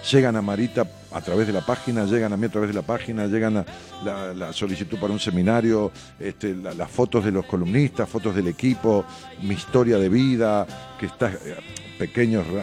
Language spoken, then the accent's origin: Spanish; Quitilipi, Chaco, Argentina; etapa de estudiante en Resistencia Chaco y después por el destino de circunstancia de la vida volví a mi ciudad natal que es Kitilipi Chaco